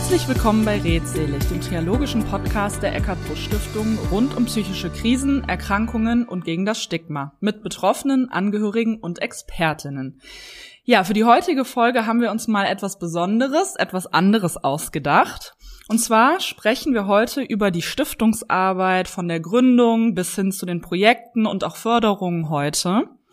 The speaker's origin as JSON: {"language": "German", "town": "Cologne", "region": "North Rhine-Westphalia", "country": "Germany", "tie": "born or raised there", "said": "Ich bin in Köln geboren und lebe auch in Köln"}